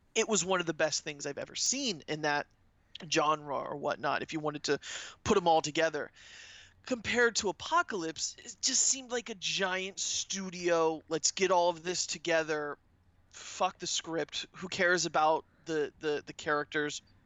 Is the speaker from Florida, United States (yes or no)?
yes; Orlando, Florida, United States; I'm from Orlando